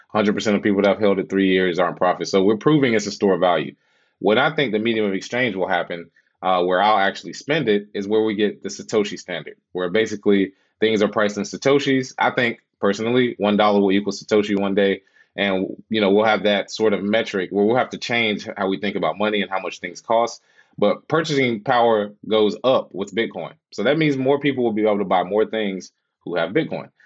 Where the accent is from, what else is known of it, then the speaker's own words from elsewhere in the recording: Charlotte, North Carolina, United States; moved away as an adult; also born or lived in Los Angeles; originally from Charlotte, and uh, yeah, moved out to LA when I was 28